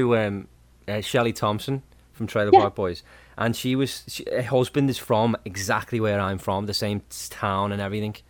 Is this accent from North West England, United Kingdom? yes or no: yes; Birkenhead, North West England, United Kingdom; now in Canada; I'm from just outside of Liverpool.